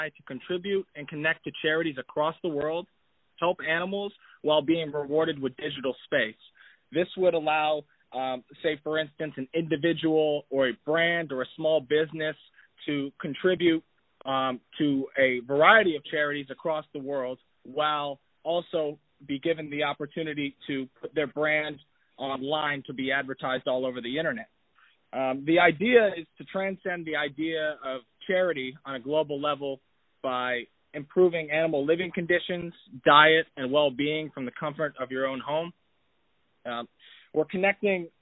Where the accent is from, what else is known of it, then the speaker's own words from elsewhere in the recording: Davenport, Florida, United States; I am from Davenport, Florida, in the United States